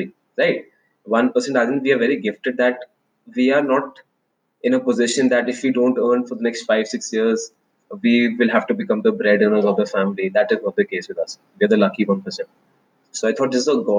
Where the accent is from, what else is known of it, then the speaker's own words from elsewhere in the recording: Delhi, India; I am born and brought up in Delhi in a middle class household.